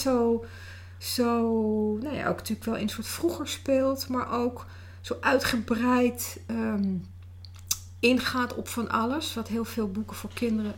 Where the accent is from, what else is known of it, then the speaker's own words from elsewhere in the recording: Netherlands; dan ben ik natuurlijk ook weer Nederlands